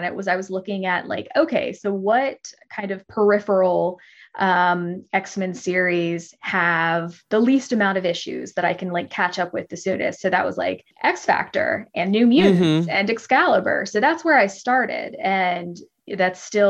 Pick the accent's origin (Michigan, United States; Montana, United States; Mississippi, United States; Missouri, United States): Mississippi, United States; I grew up in Mississippi